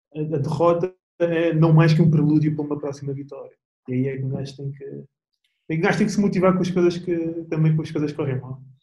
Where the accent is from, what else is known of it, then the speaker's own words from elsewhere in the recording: Portugal; now in Netherlands; sou português